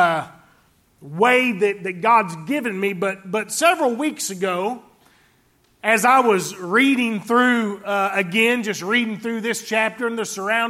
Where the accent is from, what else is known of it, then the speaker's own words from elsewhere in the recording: Fort Pierce, Florida, United States; where I grew up down in Fort Pierce, Florida